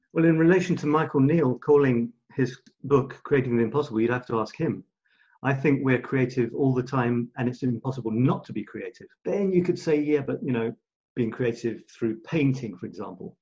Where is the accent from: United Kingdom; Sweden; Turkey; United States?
United Kingdom; England; moved away as an adult; also born or lived in Scotland / Australia; now in France; being born in Scotland, being shipped down, growing up in England, a year in Australia, moving to France